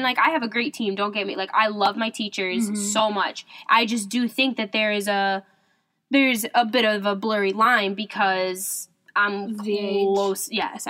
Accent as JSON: {"language": "English", "region": "Indiana", "country": "United States", "moved": "as an adult", "lives_now": "Michigan, United States", "said": "So I'm originally from Indiana, and I came to Michigan also to go to school."}